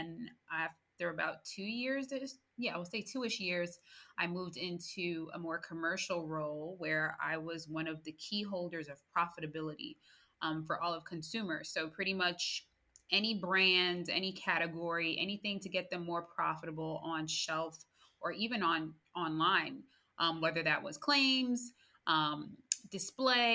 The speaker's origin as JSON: {"language": "English", "country": "United States", "also_born_or_lived": "Queens, New York / New Jersey / Winston-Salem, North Carolina / Louisiana", "moved": "as an adult", "said": "I am originally from New York, New Jersey area. I say both because my dad, he works at a consumer company, which brought us from Queens, New York to New Jersey."}